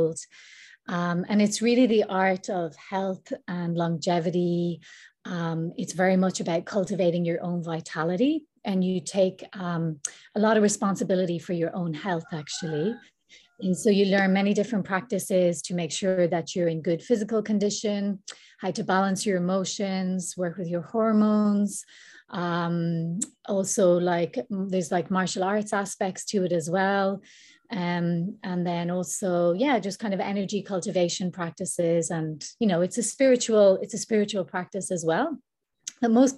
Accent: Ireland; now in Bali, Indonesia; I'm Irish and I've been living here in Bali for almost a year now.

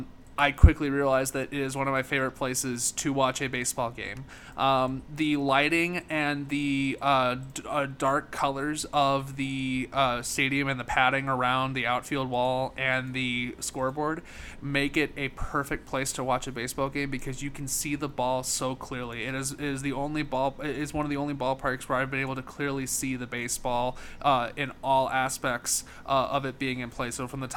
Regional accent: St. Louis, Missouri, United States; my hometown St. Louis Cardinals

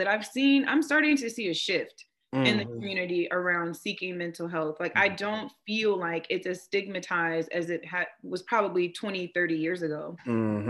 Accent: West Coast, Washington, United States; also born or lived in Oklahoma; now in East Coast, United States; I'm from the West Coast. So living on the East Coast, my family is not here. So I made a few trips back to Washington State

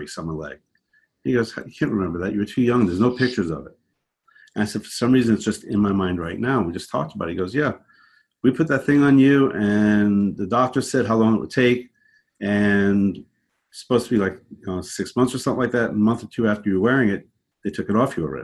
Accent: Long Island, New York, United States; also born or lived in Brooklyn, New York / Connecticut; I'm from New York, born in Brooklyn, raised out on Long Island, and then eventually upstate in the mountains.

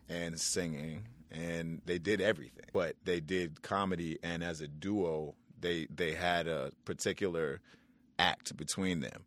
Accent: New York City, New York, United States; growing up in New York City with my mother, Sue Samuels

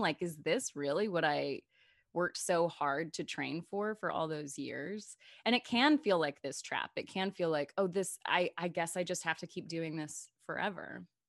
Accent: North Little Rock, Arkansas, United States; moved away; also born or lived in Chicago; I grew up in North Little Rock, Arkansas

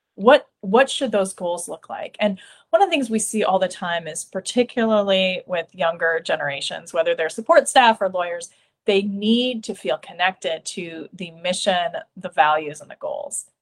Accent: Iowa, United States; I'm from Iowa

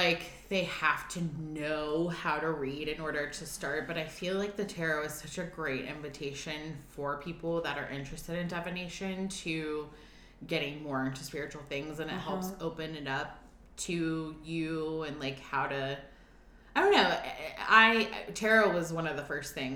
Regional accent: Atlanta, Georgia, United States; moved away as an adult; now in Nashville, United States; I'm originally from Atlanta, born and bred, and moved here to Nashville

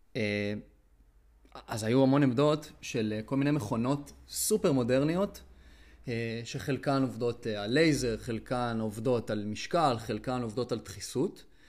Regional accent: Israel; אני ארץ ישראלי

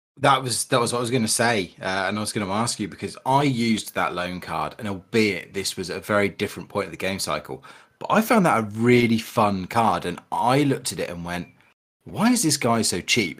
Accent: Berkshire, South East England, United Kingdom; I smashed a few greenhouse windows in the leafy greens of Berkshire

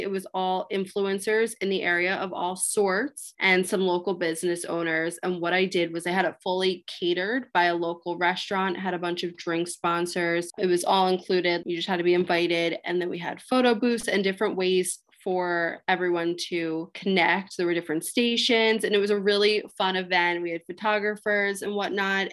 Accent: Lower Gwynedd, Pennsylvania, United States; where I'm from, I'm from the Philadelphia suburbs, Lower Gwynedd

